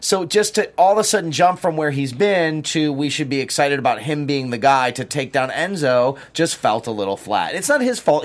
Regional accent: Detroit, Michigan, United States; moved away; my hometown of Detroit

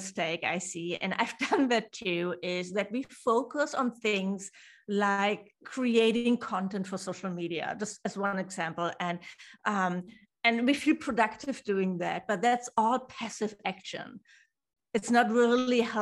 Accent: Hamburg, Germany; I'm from Germany, from Hamburg

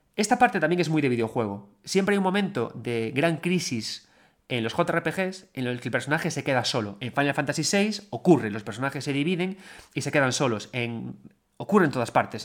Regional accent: A Coruña, Galicia, Spain; cuando éramos chavales y chavalitos todos en Coruña

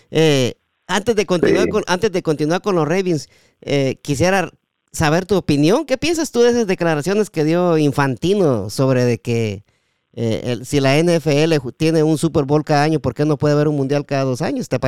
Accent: Guatemala; Sí, y es un deporte que también en, en mi país, Guatemala, hay programas especialmente para el fútbol americano.

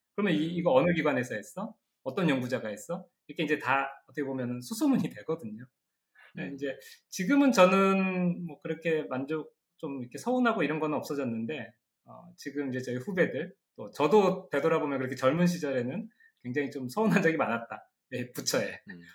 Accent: South Korea; 한국에서 온

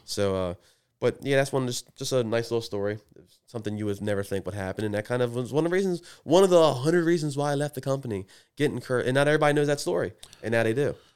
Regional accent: Edgewood, United States; I'm from Edgewood

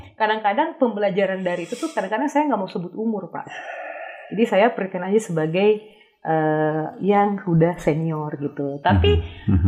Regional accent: Tarutung, North Sumatra, Indonesia; moved away; also born or lived in Jakarta; di kampung saya di eh, Tarutung

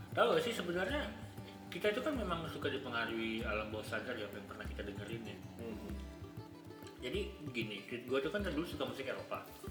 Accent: Bandar Lampung, Lampung, Indonesia; now in Jakarta, Indonesia; Gua kan lahir besar di Lampung. Bandar Lampung, ya kan? Gua baru pindah ke Jakarta itu tahun dua ribu empat

